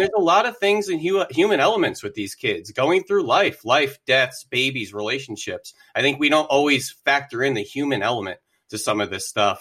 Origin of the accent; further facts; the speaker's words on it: the Poconos, Pennsylvania, United States; also born or lived in Philadelphia; went to Drexel University after growing up in the Poconos